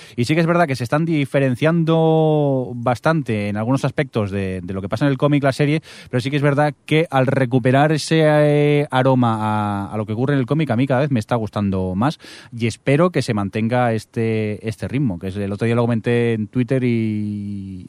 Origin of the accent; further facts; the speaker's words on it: a town near Barcelona, Catalonia, Spain; en el cine de mi pueblo